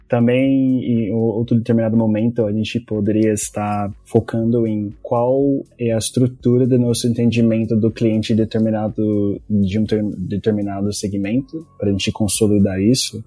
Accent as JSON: {"language": "Portuguese", "country": "Brazil", "accent": "Brazilian", "said": "quando eu falo palavras em inglês sem o, o sotaque brasileiro"}